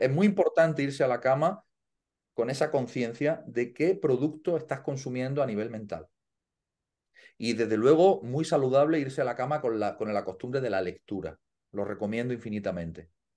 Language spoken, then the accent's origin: Spanish; Andalusia, Spain; siendo español y andaluz